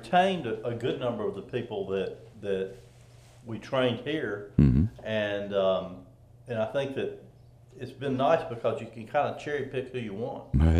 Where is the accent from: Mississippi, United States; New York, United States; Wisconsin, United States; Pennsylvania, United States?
Mississippi, United States; Oxford; now in Corinth, United States; I grew up in a small town, and I grew up in Oxford, but so, you know, actually when I was growing up, Corinth was larger than Oxford, and Oxford's kind of grown.